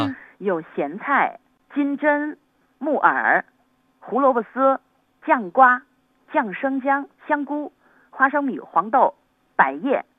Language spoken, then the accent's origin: Chinese; Yangzhou, Jiangsu, China; 它的意思就是阖家团圆，所以我们扬州人给它取了一道名字，叫做全家福。